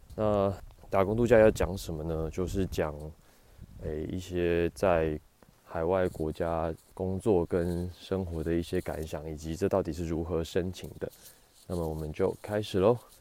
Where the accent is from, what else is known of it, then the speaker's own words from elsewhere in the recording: Taiwan; moved away as an adult; now in Victoria, Canada; 因为我觉得加拿大人的皮肤好像跟我们台湾人的皮肤构造不太一样